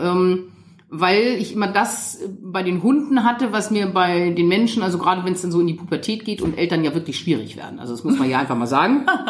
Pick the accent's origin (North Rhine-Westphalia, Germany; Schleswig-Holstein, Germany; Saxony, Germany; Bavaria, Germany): Schleswig-Holstein, Germany; Lütjensee; born or raised there